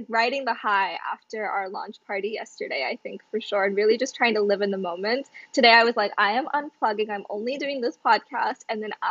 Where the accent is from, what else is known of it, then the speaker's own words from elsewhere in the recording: South Africa; moved away as an adult; also born or lived in Kerala, India / Ghana; now in United States; I was born in India, in Kerala, South India, and I, I was there for like less than a year. I moved to Ghana in West Africa and I lived there for about six years. And then I moved to South Africa